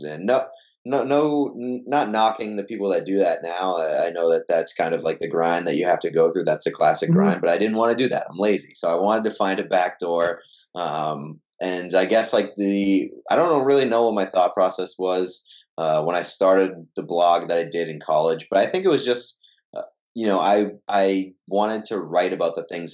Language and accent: English; Waltham, Massachusetts, United States; I grew up in Waltham, Massachusetts, and then I went to Endicott College in Beverly, Massachusetts